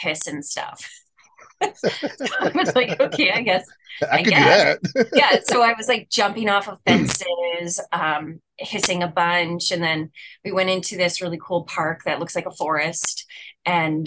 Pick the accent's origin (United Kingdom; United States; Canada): Canada; Saskatchewan; I am born and raised in Saskatchewan